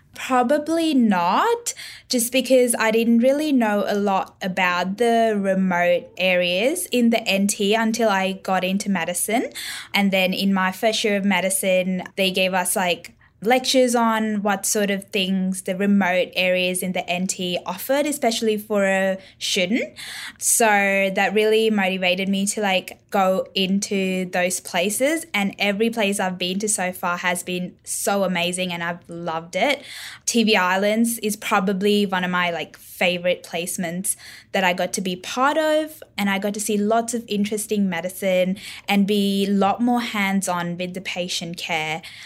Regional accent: Northern Territory, Australia; growing up, N T has been very supportive of, like, everything I've done

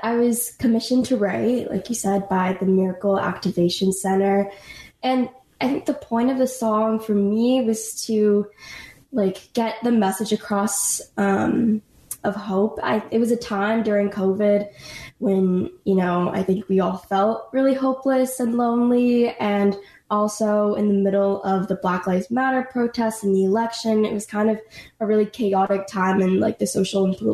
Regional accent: Los Angeles, California, United States; I'm from Los Angeles, and I was classically trained

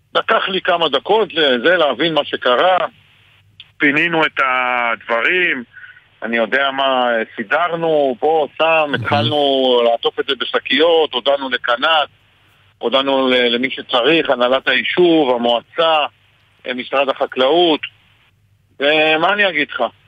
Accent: Margaliot, Northern District, Israel; אני בן 55, גדלתי, נולדתי במרגליות

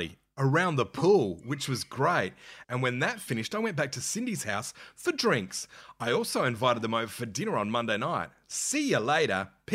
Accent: Adelaide, South Australia, Australia; we're from Adelaide

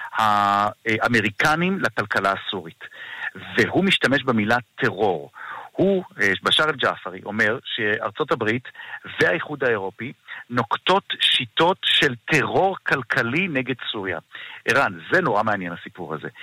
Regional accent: Israel; לנו כישראלים

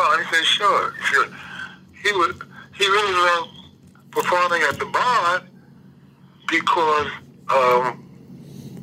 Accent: Wilmington, North Carolina, United States; I grew up on Wright Street between 12 and 13

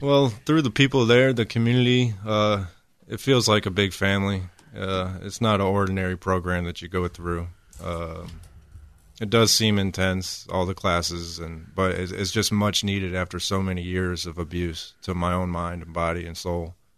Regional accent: Elgin, South Carolina, United States; moved away as an adult; also born or lived in Perry, Ohio; now in Houston, United States; before I came to Houston, I actually lived in South Carolina in another small town called Elgin. I lived there for about nine to ten years

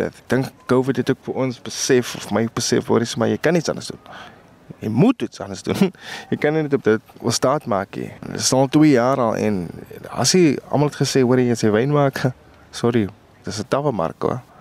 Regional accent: Paarl, Western Cape, South Africa; ons kom nog van die Parel af en van die, van die Weskaap af ek imagine ons Weskaapers

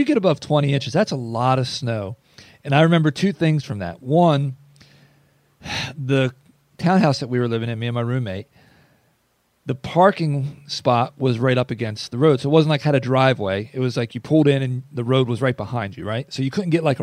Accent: Northeast, United States; moved away; I'm from the Northeast

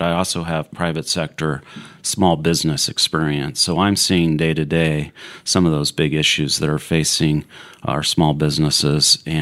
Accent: Topeka, Kansas, United States; I grew up here in Topeka, graduated from Washburn

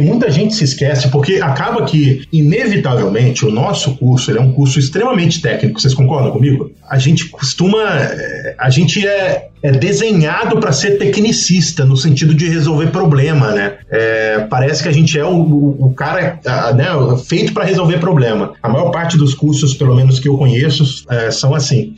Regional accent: Pará, Brazil; Eu sou do Pará

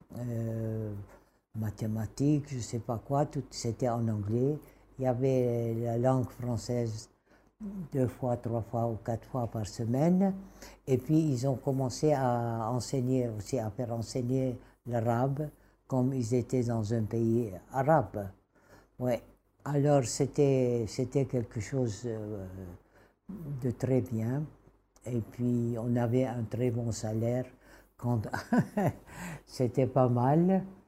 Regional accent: Damascus, Damascus Governorate, Syria; first language Kurdish; French is a second language; moved away as an adult; also born or lived in Kirkuk, Iraq; now in Erbil, Iraq; j'ai grandi à Damas

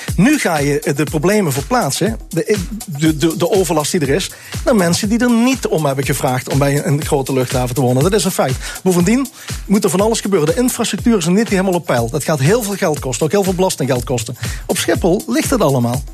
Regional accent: South Limburg, Netherlands; Ik kom uit Zuid-Limburg vandaan

